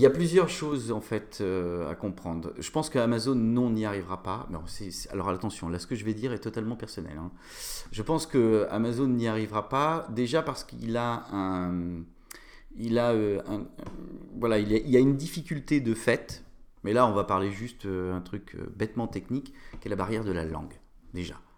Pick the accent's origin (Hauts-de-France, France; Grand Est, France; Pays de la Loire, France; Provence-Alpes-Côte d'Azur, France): Pays de la Loire, France; Nantes; moved away as an adult; also born or lived in Aix-en-Provence; je suis nantais